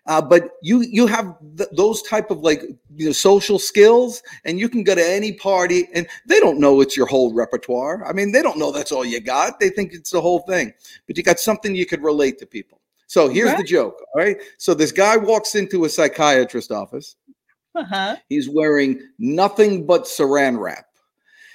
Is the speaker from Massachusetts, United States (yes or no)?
no; New Jersey, United States; I'm from New Jersey